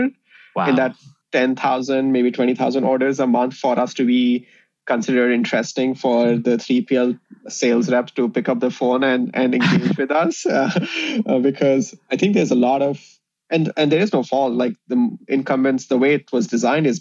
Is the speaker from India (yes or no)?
yes; India; moved away as an adult; also born or lived in Indiana, United States; now in Chicago, United States; me and my co-founder, Divay, we grew up in India. So we came to the US in 2007 to pursue engineering.